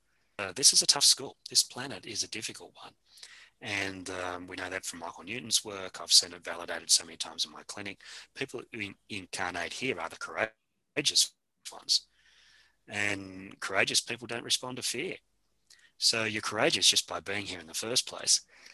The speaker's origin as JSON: {"language": "English", "country": "Australia", "accent": "Australian", "said": "You know, we're speaking English at the moment, maybe Aussie English a little."}